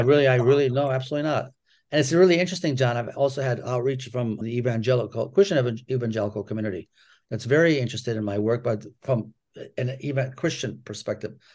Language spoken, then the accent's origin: English; Ann Arbor, Michigan, United States; I grew up in Ann Arbor as the only child of two Holocaust survivors.